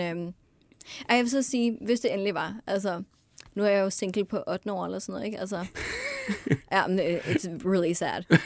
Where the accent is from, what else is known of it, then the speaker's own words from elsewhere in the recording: North Jutland, North Denmark Region, Denmark; jeg er fra Nordjylland af